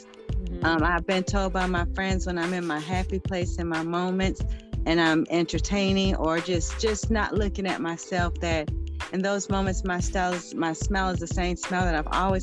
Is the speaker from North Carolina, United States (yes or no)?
yes; Winston-Salem, North Carolina, United States; I'm from Winston-Salem, North Carolina